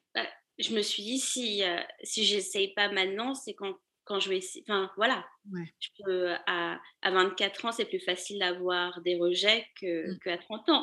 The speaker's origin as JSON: {"language": "French", "town": "Paris", "region": "Île-de-France", "country": "France", "tie": "born or raised there", "also_born_or_lived": "Lille, France", "moved": "as an adult", "lives_now": "New York, United States", "said": "J'habite à, New York maintenant, mais je suis une ancienne parisienne, je suis née à Paris"}